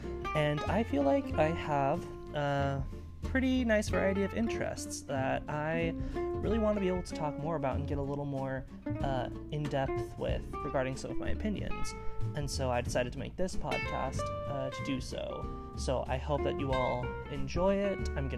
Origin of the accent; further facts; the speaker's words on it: Texas, United States; moved away as an adult; now in Utah, United States; welcome to my new podcast, Stuff I Like. As a little bit of background on me, I am from Texas. I'm a member of the Church of Jesus Christ of Latter-day Saints.